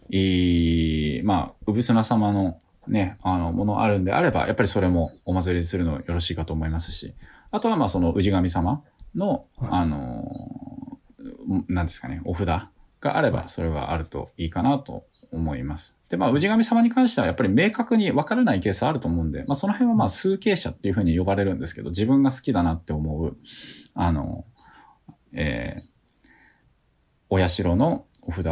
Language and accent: Japanese; Tokyo, Japan; now in Matsusaka, Japan; 私はもともと東京で生まれているわけですけれども、まあ、今は、はい、えー、松坂に住んでるわけですよね。